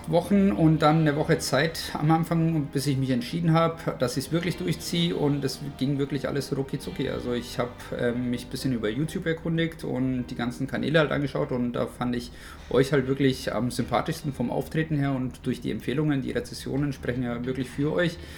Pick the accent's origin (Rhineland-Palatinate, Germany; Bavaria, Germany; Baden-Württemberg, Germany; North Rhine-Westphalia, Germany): Bavaria, Germany; Munich; Ich komme aus München und bin Barkeeper vom Beruf